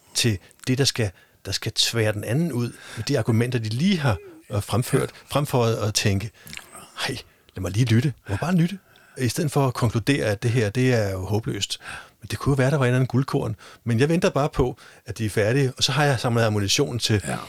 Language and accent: Danish; Denmark; nu er vi jo i Danmark, og vi er danskere